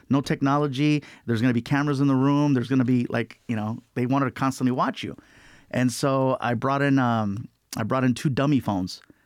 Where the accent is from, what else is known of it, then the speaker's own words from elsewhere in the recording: Long Beach, California, United States; we lived in a lot of different apartments, uh, growing up in Long Beach